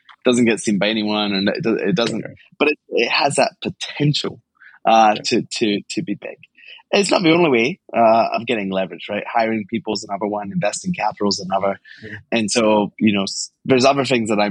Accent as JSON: {"language": "English", "town": "Glasgow", "region": "Scotland", "country": "United Kingdom", "tie": "born or raised there", "said": "I grew up in Glasgow, Scotland"}